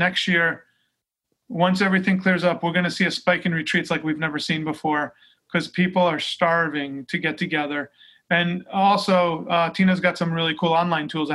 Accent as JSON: {"language": "English", "area": "Long Island", "region": "New York", "country": "United States", "said": "I'm from Long Island"}